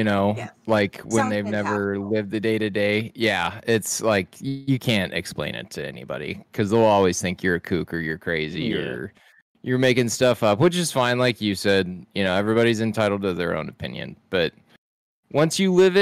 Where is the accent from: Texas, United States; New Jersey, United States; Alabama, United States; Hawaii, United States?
Texas, United States; South; the house I grew up in South Texas